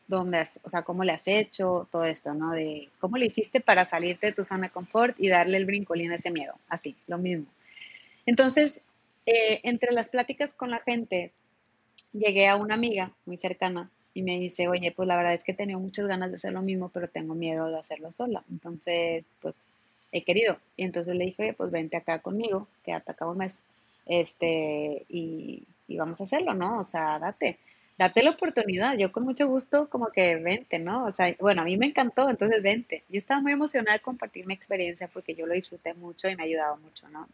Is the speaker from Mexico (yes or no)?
yes; Monterrey, Nuevo León, Mexico; en Monterrey pensábamos así